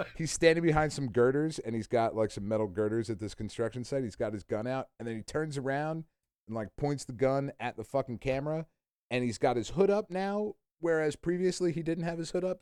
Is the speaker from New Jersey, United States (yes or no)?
yes; New Jersey, United States; we're all from Jersey. It's how we fucking talk.